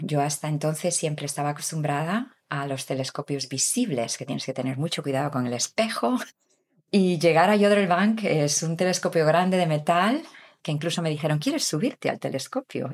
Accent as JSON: {"language": "Spanish", "region": "Galicia", "country": "Spain", "also_born_or_lived": "England / Canada", "moved": "as an adult", "said": "soy de Galicia, del norte de España, donde está Santiago de Compostela"}